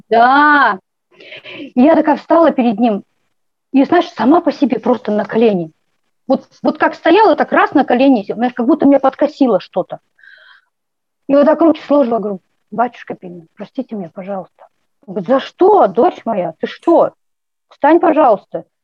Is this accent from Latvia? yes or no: no; Kazakhstan; я родилась в Казахстане